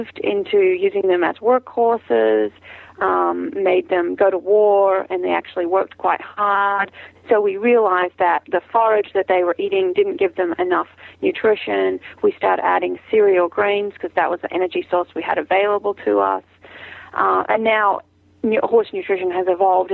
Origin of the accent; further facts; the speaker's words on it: Australia; moved away as an adult; now in Virginia, United States; I'm from Australia, and I came over in 2001 on a Rotary scholarship